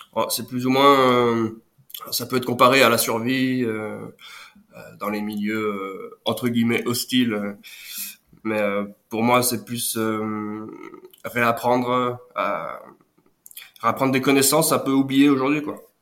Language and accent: French; Lyon region, Auvergne-Rhône-Alpes, France; also born or lived in Brittany / Pyrénées-Orientales; je suis né en Bretagne, mais très tôt, je suis arrivé en, région, en région euh, lyonnaise